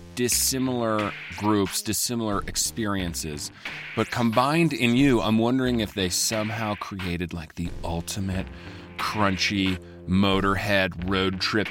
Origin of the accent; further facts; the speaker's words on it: Midwest, United States; I grew up in the Midwest